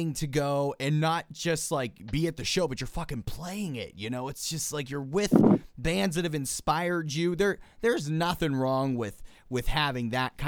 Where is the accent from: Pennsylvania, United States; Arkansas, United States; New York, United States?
Pennsylvania, United States; Pittsburgh; my hometown of Pittsburgh, Pennsylvania, in the South Side